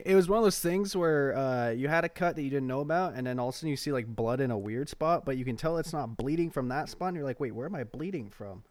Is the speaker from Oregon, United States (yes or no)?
yes; Oregon, United States; I'm from Oregon